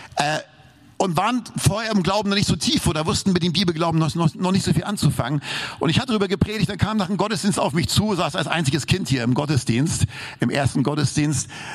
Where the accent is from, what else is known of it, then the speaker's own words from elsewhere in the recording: Hamburg, Germany; moved away; Ich bin ja Hamburger